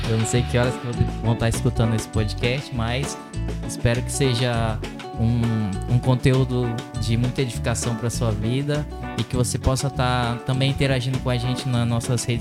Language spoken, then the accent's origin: Portuguese; Porto Velho, Rondônia, Brazil; é, eu sou aqui de Porto Velho, da Paz Church.